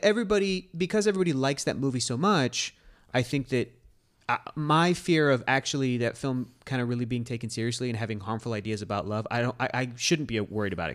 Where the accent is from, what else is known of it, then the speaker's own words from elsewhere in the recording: Southern California, United States; I grew up in Southern California.